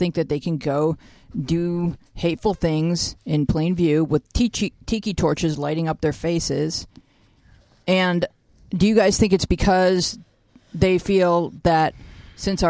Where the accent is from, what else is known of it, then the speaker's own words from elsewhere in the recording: United States; I'm an American